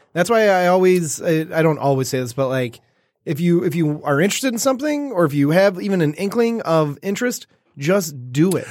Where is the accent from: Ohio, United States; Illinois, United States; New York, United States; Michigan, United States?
Michigan, United States; Detroit; I grew up around in Woodward